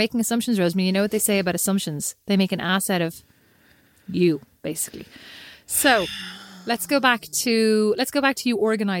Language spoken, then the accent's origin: English; Ireland; we as Irish people